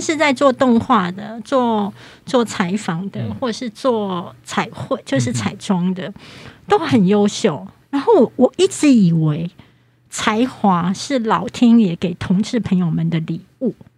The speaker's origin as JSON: {"language": "Chinese", "town": "Kaohsiung", "country": "Taiwan", "moved": "yes", "lives_now": "Taipei, Taiwan", "said": "我是高雄人"}